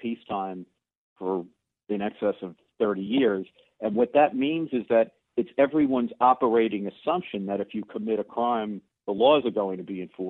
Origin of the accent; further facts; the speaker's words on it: New York City, New York, United States; I grew up in the Bronx in the 60s and 70s